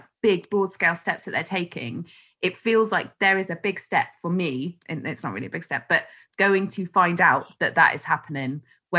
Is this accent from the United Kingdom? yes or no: yes; West Country, South West England, United Kingdom; growing up in the West Country